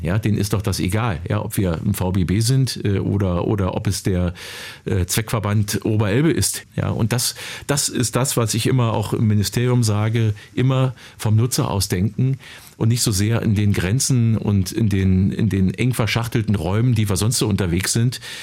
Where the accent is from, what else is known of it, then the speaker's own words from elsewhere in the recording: Finsterwalde, Brandenburg, Germany; In meiner Heimatstadt Finsterwalde